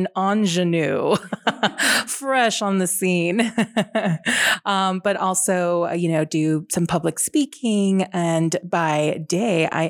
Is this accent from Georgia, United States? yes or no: no; San Antonio, Texas, United States; also born or lived in Columbus, Ohio; Born and raised here. Grew up on the city's west side